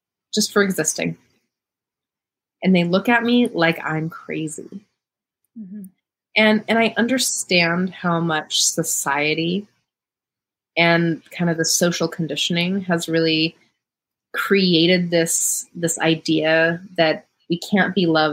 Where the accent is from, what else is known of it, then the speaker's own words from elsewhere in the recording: Montana, United States; moved away; growing up in Montana